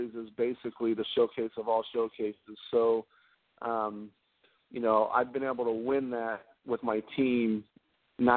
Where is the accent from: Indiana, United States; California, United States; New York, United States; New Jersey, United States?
California, United States; San Jose; also born or lived in Idaho; I grew up in California, and in Northern California, around the San Jose area